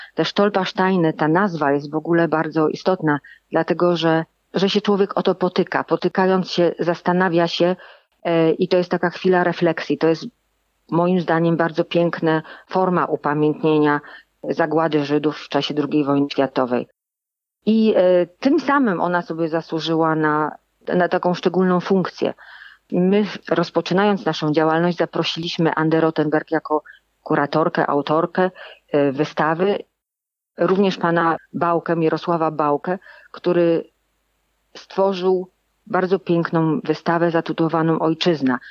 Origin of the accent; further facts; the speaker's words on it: Lower Silesian Voivodeship, Poland; moved away; also born or lived in Germany; Ja pochodzę z Dolnego Śląska